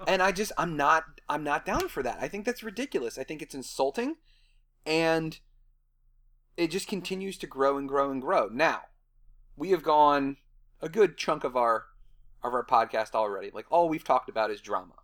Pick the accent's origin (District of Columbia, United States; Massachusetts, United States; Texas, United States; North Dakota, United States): District of Columbia, United States; Washington; growing up in the Washington D.C. area